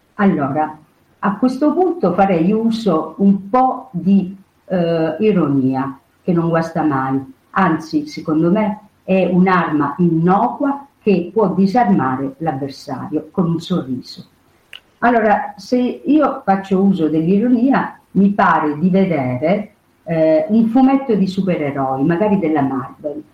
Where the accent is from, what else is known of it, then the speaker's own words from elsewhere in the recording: Sicily, Italy; Io sono siciliana